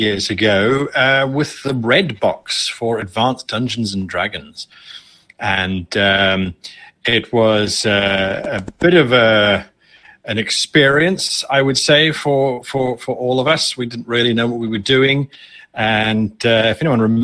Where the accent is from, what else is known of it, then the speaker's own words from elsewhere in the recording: South Africa; moved away; I'm originally from South Africa, and so we were very, very isolated.